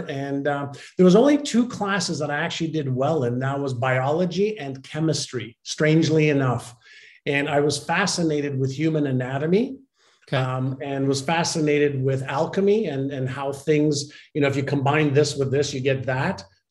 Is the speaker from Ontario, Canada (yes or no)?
no; Montreal, Quebec, Canada; first language Hebrew; English is a second language; also born or lived in Israel; I had moved from Israel, where I was born, to Montreal